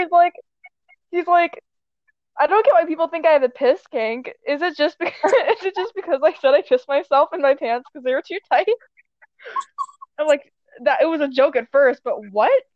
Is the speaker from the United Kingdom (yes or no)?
no; Canada; we're both Canadian, but I'm much more Canadian.